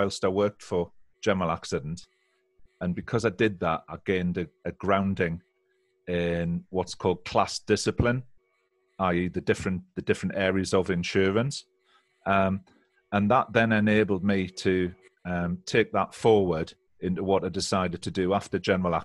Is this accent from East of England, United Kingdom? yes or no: no; Seaton Sluice, North East England, United Kingdom; moved away as an adult; also born or lived in Newcastle; now in West Yorkshire, United Kingdom; I'm from a little fishing village called Seaton Sluice